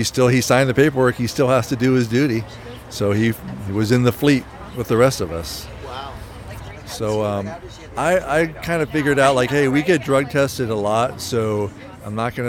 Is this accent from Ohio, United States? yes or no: no; Falls Church, Virginia, United States; I grew up in Falls Church, Virginia, and went to high school there